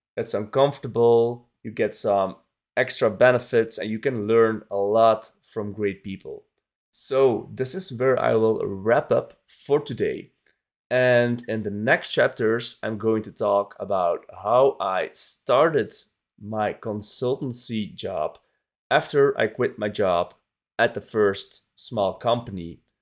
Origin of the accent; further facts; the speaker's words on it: Belgium; my home country, Belgium